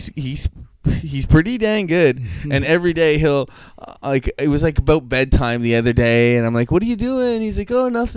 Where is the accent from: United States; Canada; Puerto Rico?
Canada; Colchester, Nova Scotia; also born or lived in Calgary; I grew up in Colchester